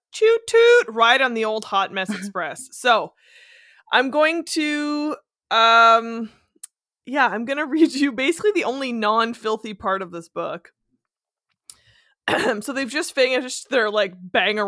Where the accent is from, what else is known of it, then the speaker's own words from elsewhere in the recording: Northern Ontario, Canada; I grew up in Northern Ontario where everyone in my family hunts and fishes and traps